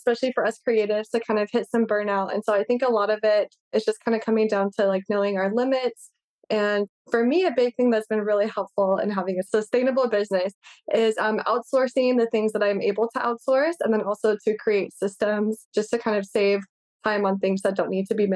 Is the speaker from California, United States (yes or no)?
yes; California, United States; moved away as an adult; now in Hawaii, United States; I'm originally from California and I moved out to Hawaii to go to University of Hawaii.